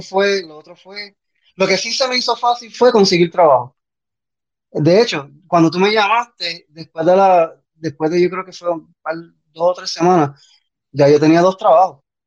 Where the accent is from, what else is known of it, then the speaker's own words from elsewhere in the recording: Puerto Rico; moved away as an adult; also born or lived in Bronx, New York / Orlando, Florida; now in Athens, United States; nací en el Bronx, me mudé para Orlando y de Orlando me mudé para Puerto Rico. Y entonces, 24 años en Puerto Rico